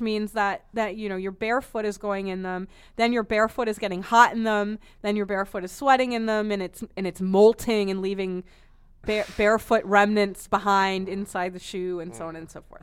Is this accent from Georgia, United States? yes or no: no; Boston, Massachusetts, United States; I'm from Boston